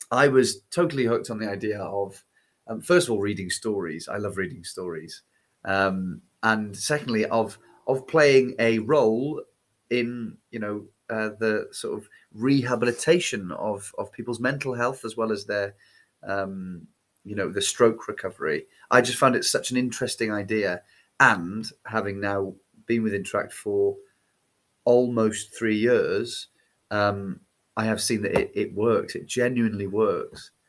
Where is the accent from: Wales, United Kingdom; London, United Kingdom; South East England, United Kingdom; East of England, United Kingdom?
Wales, United Kingdom; accent: Cardiff; my accent before I started was a bit more like Cardiff, like more sort of flattened nasal